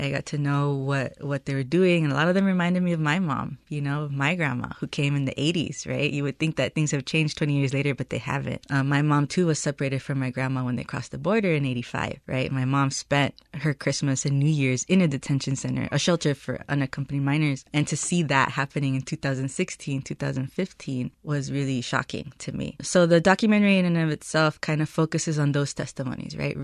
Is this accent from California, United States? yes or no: yes; Los Angeles, California, United States; first language Spanish; English is a second language; I was born and raised in Los Angeles to Salvadoran migrants